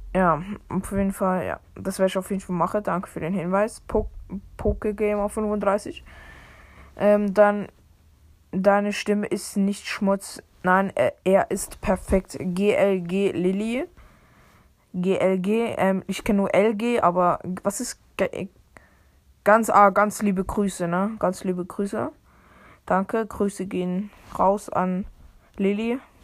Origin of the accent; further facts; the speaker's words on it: Switzerland; Bin ja auch Schweizer